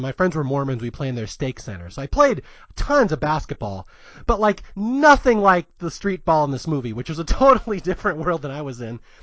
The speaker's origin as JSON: {"language": "English", "town": "Seattle", "region": "Washington", "country": "United States", "tie": "born or raised there", "also_born_or_lived": "San Jose Bay Area", "moved": "as an adult", "lives_now": "Los Angeles, United States", "said": "I was raised in Seattle"}